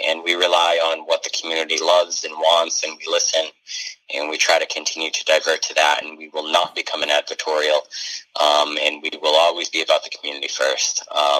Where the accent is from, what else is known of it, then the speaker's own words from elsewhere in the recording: northern New Hampshire, United States; moved away; up in my home state in New Hampshire, which I'm pretty excited about, going back to my stomping grounds up in northern New Hampshire